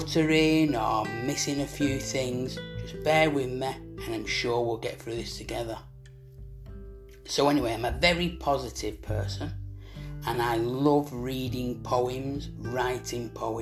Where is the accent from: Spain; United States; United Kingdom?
United Kingdom; Manchester, North West England